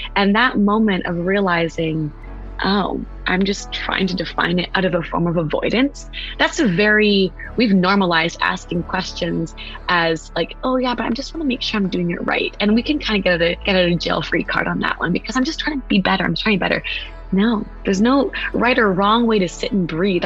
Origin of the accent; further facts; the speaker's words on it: West Coast, United States; now in East Coast, United States; I'm from the West Coast. I live on the East Coast.